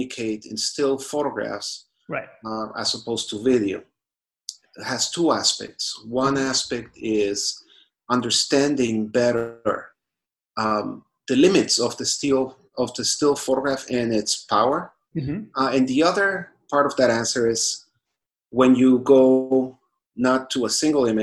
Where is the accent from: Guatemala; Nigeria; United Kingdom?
Guatemala; moved away as an adult; also born or lived in Jerusalem, Israel; now in New York, United States; I grew up in Guatemala